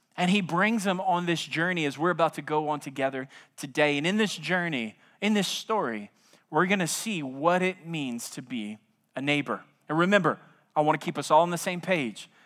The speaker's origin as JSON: {"language": "English", "region": "South Louisiana", "country": "United States", "moved": "yes", "lives_now": "San Antonio, United States", "said": "I'm from South Louisiana"}